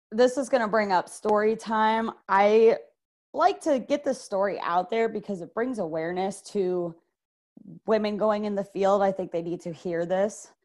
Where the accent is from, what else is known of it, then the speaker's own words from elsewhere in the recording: Clearwater, Florida, United States; I am from Clearwater, Florida